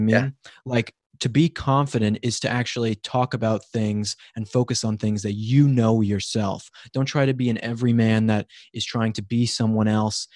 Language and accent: English; Colorado, United States; moved away; I'm from Colorado, actually, so I'm not a California native myself